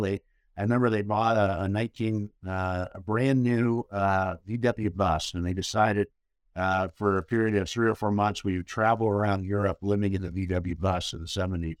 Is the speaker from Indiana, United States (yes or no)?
yes; Indiana, United States; moved away as an adult; also born or lived in Napa Valley, California; I'm originally from Indiana. Uh, my dad, uh, was a professor at Purdue University, so I grew up on a college campus